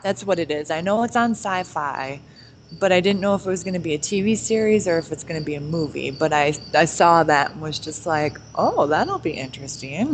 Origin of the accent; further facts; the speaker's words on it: Detroit, Michigan, United States; we're from Detroit